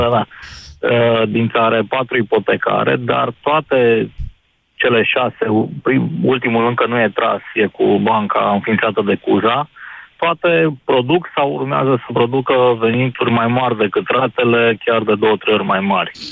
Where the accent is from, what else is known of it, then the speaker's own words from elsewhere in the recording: Timișoara, Timiș County, Romania; eu sunt din Timișoara.